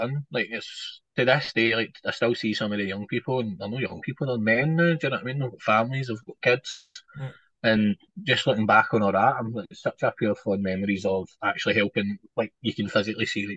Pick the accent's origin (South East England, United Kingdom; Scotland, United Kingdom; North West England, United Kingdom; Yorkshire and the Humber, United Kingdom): Scotland, United Kingdom; Drumchapel or Dumbarton area; I grew up in Dumar